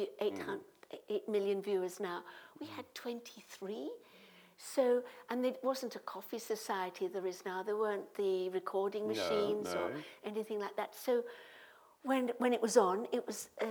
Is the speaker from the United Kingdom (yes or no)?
yes; Midlands, United Kingdom; I'm from the Midlands